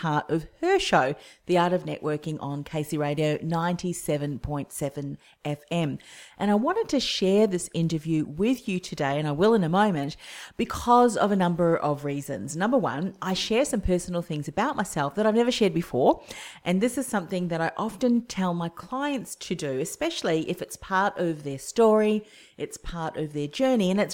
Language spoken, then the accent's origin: English; Whitford, Auckland, New Zealand; now in Australia; My journey began back on the farm in New Zealand in Whitford, a little place outside of Howick, one of the main towns.